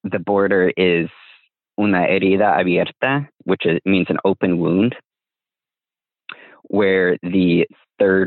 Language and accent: English; United States; I have Mexican ancestral heritage, right? But I grew up in the US